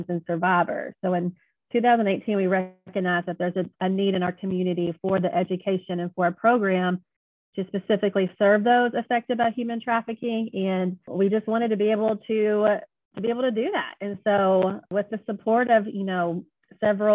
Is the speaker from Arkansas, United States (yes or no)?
yes; Jonesboro, Arkansas, United States; I am from Jonesboro, Arkansas, pretty much grew up here.